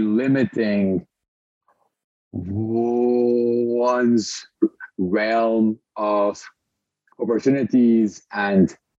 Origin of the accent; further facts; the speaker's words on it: Lebanon; moved away as an adult; also born or lived in Montreal; I was born and raised in Lebanon